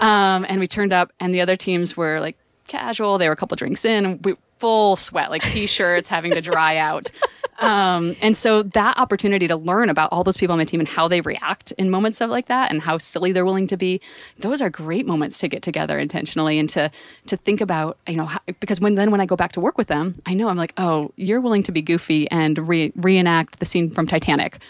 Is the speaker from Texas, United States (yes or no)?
no; San Francisco, California, United States; if you can tell from my accent, I'm from San Francisco